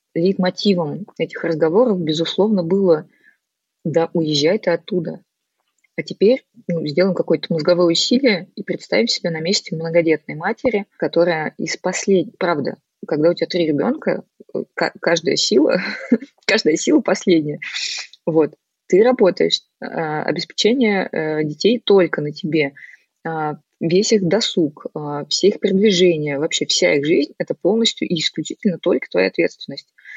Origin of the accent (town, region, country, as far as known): Novosibirsk, Novosibirsk Oblast, Russia